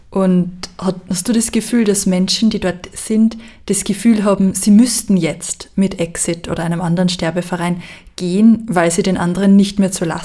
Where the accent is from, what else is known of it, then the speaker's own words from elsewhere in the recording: Austria; Ich komme selber aus Österreich